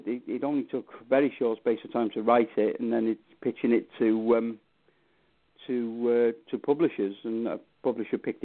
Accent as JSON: {"language": "English", "town": "Knutsford", "region": "North West England", "country": "United Kingdom", "tie": "born or raised there", "also_born_or_lived": "Wales", "said": "my hometown of Knutsford here"}